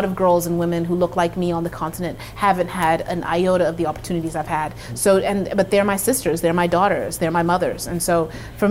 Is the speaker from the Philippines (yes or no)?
no; Zimbabwe; now in United States; I'm Zimbabwean raised. I'm an American born.